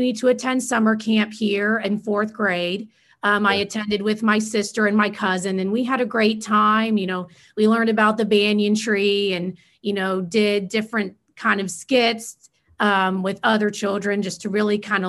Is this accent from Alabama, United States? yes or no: no; Fort Myers, Florida, United States; I was actually born and raised in Fort Myers, Florida